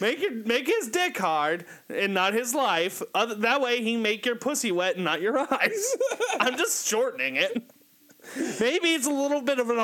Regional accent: Kentucky, United States; I am from Kentucky.

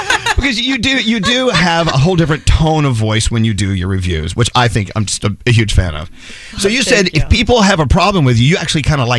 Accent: Texas, United States; I'm from Texas

